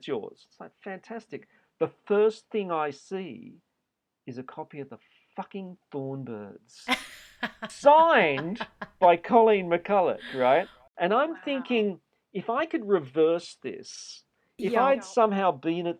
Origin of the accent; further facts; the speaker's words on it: Australia; moved away as an adult; also born or lived in New York; being Australian.